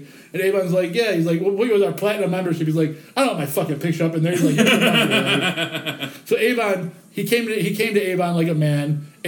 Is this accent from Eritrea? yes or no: no; Ireland; Yeah, me too. But I'm Irish, so that's why.